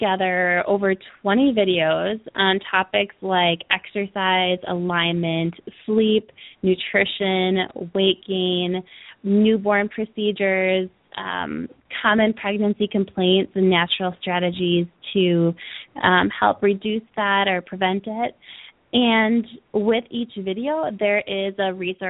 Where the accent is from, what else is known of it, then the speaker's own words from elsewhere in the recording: Milwaukee, Wisconsin, United States; now in California, United States; where I grew up in Milwaukee, Wisconsin